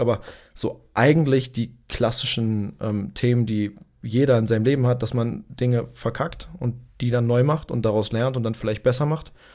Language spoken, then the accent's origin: German; Berlin, Germany; Ich komme aus Berlin. Ich bin, äh, geboren in, äh, Berlin, aufgewachsen in Berlin